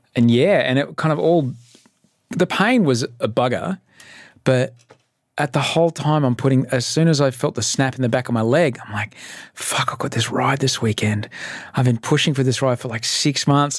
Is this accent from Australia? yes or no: yes; Brisbane, Queensland, Australia; now in Sydney, Australia; I grew up in Brisbane. I'm an immigrant